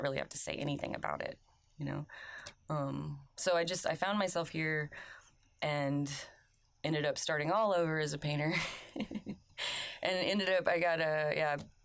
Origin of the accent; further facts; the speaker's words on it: Oklahoma, United States; moved away as an adult; now in South Carolina, United States; I went to college in Oklahoma. I'm from Oklahoma